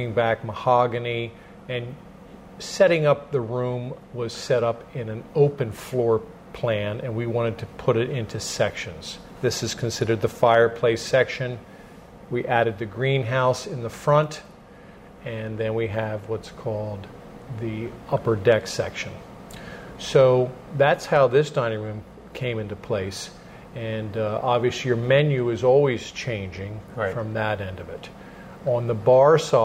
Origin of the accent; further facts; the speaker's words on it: Phoenixville, Pennsylvania, United States; I was born and raised in Phoenixville, actually Kimmerton, and I was born and raised on a dairy farm